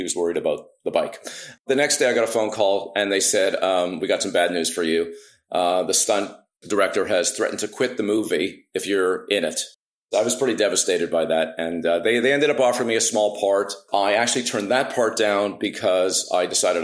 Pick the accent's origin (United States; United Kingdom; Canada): Canada; Montreal, Quebec; I moved from Saint Laurent in Montreal